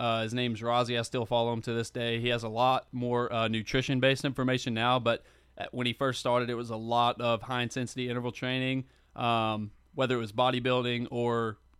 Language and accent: English; Flowood, Mississippi, United States; Yeah, I grew up in Flowood, Mississippi. I went to Northwest Rankin High School, played baseball there, grew up playing baseball from a really young age